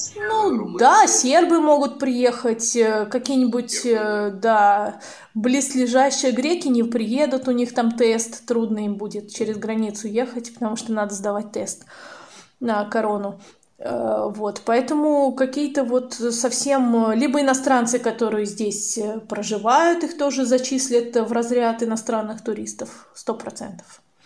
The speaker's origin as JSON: {"language": "Russian", "country": "Russia", "said": "мы из России"}